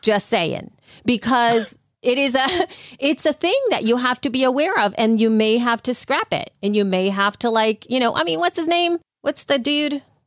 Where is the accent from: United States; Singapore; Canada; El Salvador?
El Salvador; moved away; growing up in El Salvador